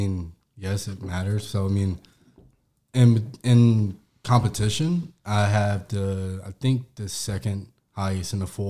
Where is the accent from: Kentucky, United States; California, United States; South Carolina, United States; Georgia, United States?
Georgia, United States; I'm from Georgia. I'm a powerlifter.